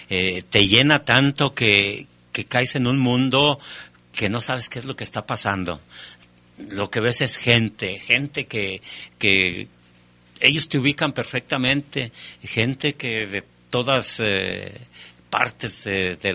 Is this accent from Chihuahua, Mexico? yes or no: no; Aguascalientes, Mexico; fondo en Aguascalientes en 1979 y había buscado el campeonato y me preparé para ganar para ganarlo en mi tierra y me caí un día antes.